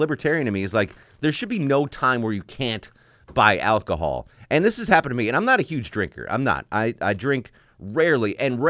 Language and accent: English; Connecticut, United States; And that's the way I grew up in Connecticut, same way.